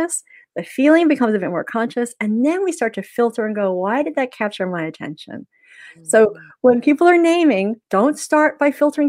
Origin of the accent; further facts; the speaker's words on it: Canada; moved away as an adult; now in Melbourne, Australia; I'm Canadian